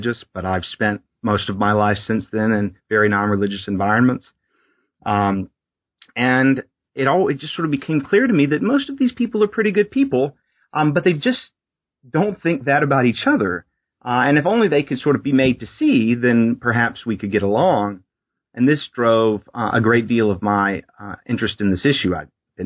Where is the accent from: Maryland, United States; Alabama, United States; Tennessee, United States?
Alabama, United States; South Alabama on the Gulf Coast, United States; I grew up in South Alabama on the Gulf Coast